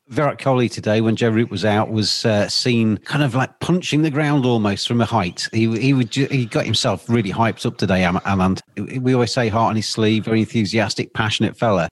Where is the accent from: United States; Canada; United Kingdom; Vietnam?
United Kingdom; England; I am English